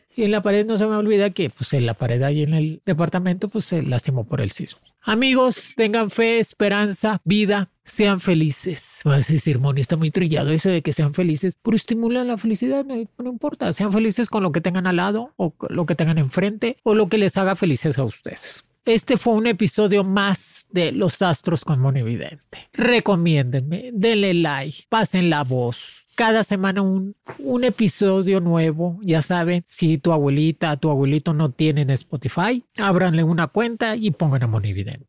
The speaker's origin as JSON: {"language": "Spanish", "country": "Mexico", "said": "somos fuertes, el mexicano es fuerte"}